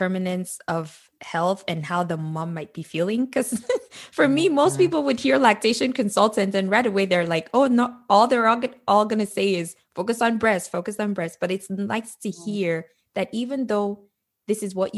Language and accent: English; Nigeria; moved away as an adult; growing up in Nigeria